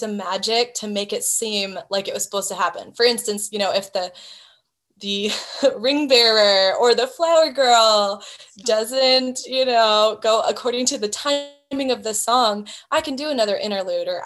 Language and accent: English; Hawaii, United States; moved away; I grew up in Hawaii